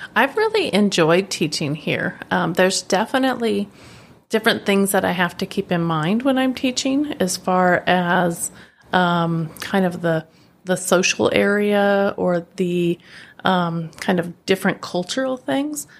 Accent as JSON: {"language": "English", "region": "Oregon", "country": "United States", "tie": "born or raised there", "also_born_or_lived": "California / Granada, Nicaragua", "moved": "as an adult", "lives_now": "Masatepe, Nicaragua", "said": "I am from Oregon in the United States, and um, I was actually born in California, but when I was a child, moved to Oregon. So Oregon's really home um, for me."}